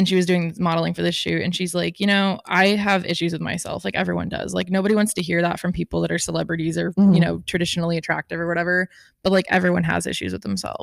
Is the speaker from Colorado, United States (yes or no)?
no; Florida, United States; we're from Florida